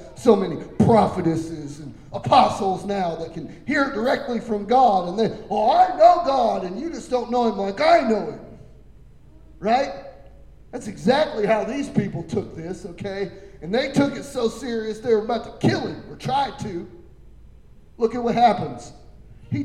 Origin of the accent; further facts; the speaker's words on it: Coffeyville, Kansas, United States; I'm from Coffeyville